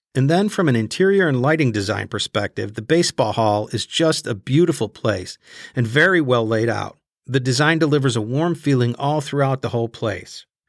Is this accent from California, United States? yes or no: no; Chicago, Illinois, United States; growing up in Chicago in the early seventies